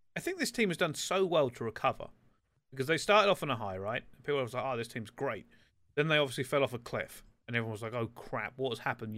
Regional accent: England, United Kingdom; We're all from England

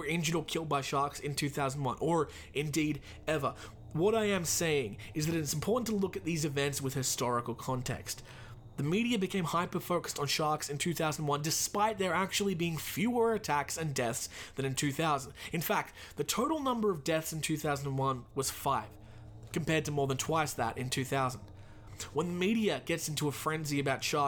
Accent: Australia; my home country of Australia

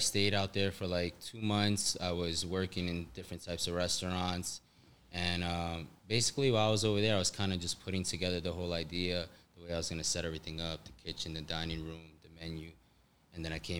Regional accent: New York, United States; and then when I came back home to New York, I was I worked at a Korean restaurant

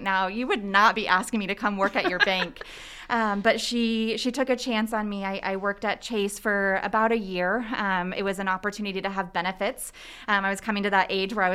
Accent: Cadillac, Michigan, United States; moved away as an adult; also born or lived in Chicago; now in Muncie, United States; I grew up in the Cadillac area, so it's northern-ish. It's about 2 hours north of Lansing

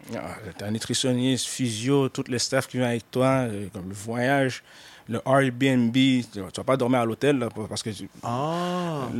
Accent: Montreal, Quebec, Canada; je suis né à Montréal

